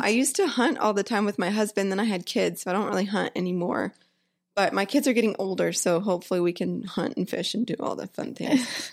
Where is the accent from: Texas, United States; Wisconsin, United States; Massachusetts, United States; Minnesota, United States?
Texas, United States; Humble; also born or lived in College Station, Texas / Bowie, Texas / Alvord, Texas; I grew up in Houston, well, a small town called Humble